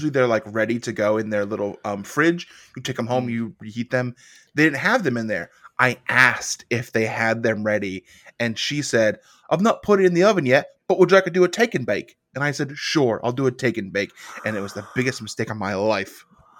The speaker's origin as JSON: {"language": "English", "country": "Australia", "said": "now I'm Australian."}